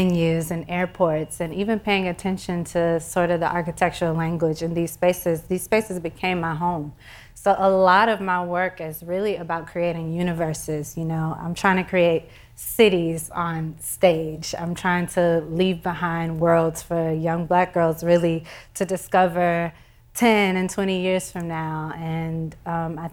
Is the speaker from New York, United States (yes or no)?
no; Houston, Texas, United States; moved away; growing up in Houston and coming back to Houston